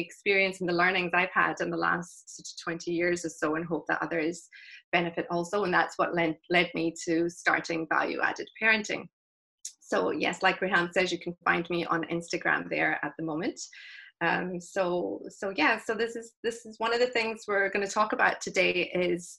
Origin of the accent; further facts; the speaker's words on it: Glasgow, Scotland, United Kingdom; also born or lived in South Africa; I was born in South Africa to South African parents, but we moved to Scotland when I was three. So Glasgow is home. I consider myself Scottish